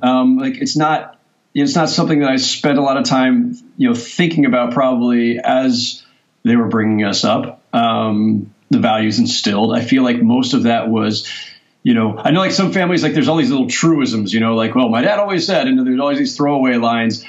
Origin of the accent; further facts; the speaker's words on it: San Jose, California, United States; I'm growing up in San Jose in Silicon Valley